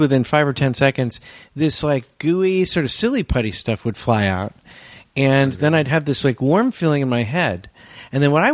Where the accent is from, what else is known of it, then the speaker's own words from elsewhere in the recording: California, United States; I grew up in California